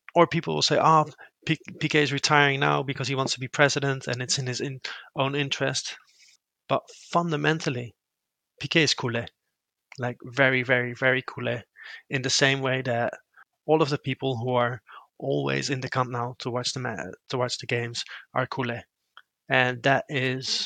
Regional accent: Rotterdam, South Holland, Netherlands; I grew up in Rotterdam.

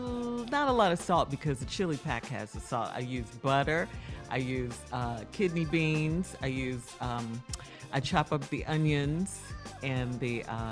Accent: Chicago, Illinois, United States; I'm from Chicago.

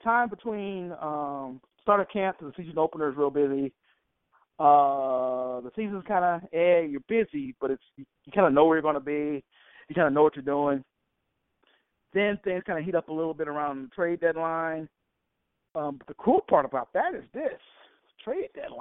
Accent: Alabama, United States; I grew up in Alabama

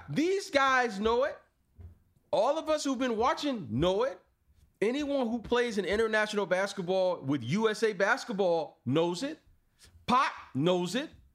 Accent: United States; our mentality as Americans haven't changed. Oh, we're American

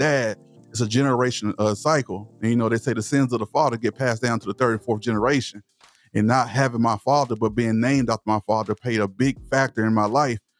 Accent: Palestine, Texas, United States; accent: Southern; I'm from East Texas. I'm from Palestine, Texas. So, I speak with a Southern accent

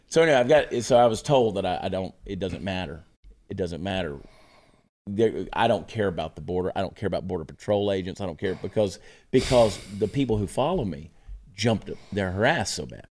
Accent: Augusta, Georgia, United States; the city of Augusta, Georgia, my hometown

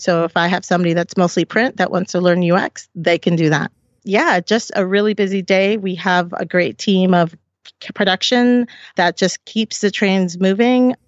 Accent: Silver Spring, Maryland, United States; also born or lived in Puerto Rico; we came when I was two, and we moved to Silver Spring

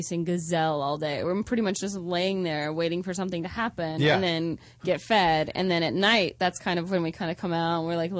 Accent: Georgia, United States; moved away; I grew up in the South

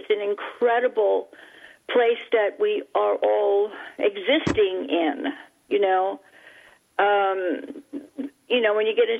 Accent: New York City, New York, United States; when I was a little child growing up in Manhattan, the island of Manhattan in New York City

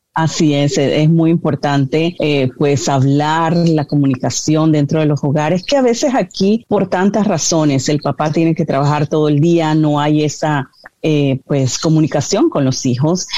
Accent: Panama; now in United States; mi país, yo soy de Panamá

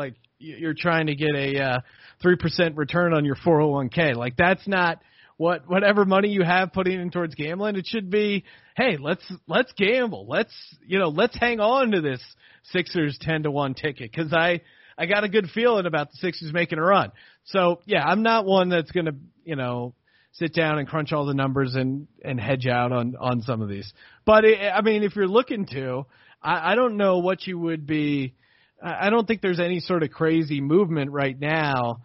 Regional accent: Bethlehem, Pennsylvania, United States; I'm originally from Bethlehem, Pennsylvania.

